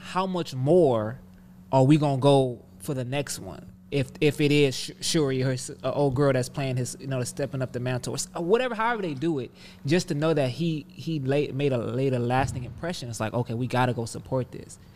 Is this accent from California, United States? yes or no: yes; Compton, California, United States; and I'm from Compton